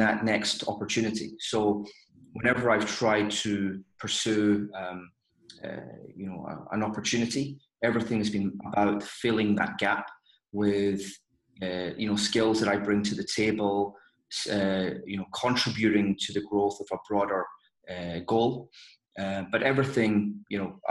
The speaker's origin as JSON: {"language": "English", "town": "Glasgow", "region": "Scotland", "country": "United Kingdom", "tie": "born or raised there", "also_born_or_lived": "London", "moved": "as an adult", "said": "I grew up in Scotland, in Glasgow. I moved to London at the age of 21"}